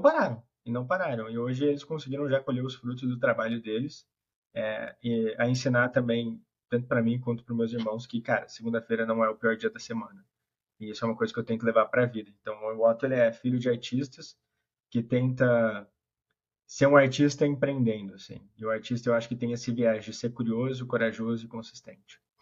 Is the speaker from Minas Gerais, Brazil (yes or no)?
no; Ribeirão Preto, São Paulo, Brazil; Sou de Ribeirão Preto